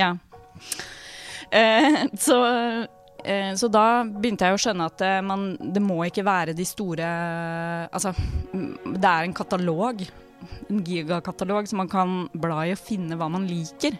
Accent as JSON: {"language": "Norwegian", "town": "Drammen", "region": "Buskerud", "country": "Norway", "tie": "born or raised there", "moved": "yes", "lives_now": "Oslo, Norway", "said": "hun er min bestevenninne fra jeg vokste opp da, i Drammen. Uh, og vi bodde sammen i Oslo Når vi flytta hit"}